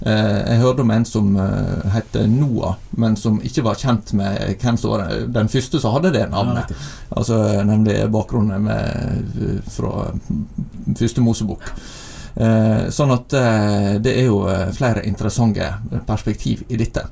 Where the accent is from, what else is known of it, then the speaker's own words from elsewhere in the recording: Søre Sunnmøre, Møre og Romsdal, Norway; now in Bergen, Norway; jeg kommer fra Søre Sunnmøre, da, ikke Nordre